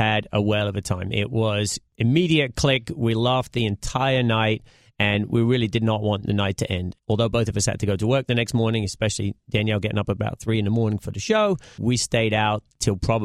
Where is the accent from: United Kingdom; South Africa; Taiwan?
United Kingdom; moved away as an adult; also born or lived in Connecticut, United States; now in United States; I was born in right around London in England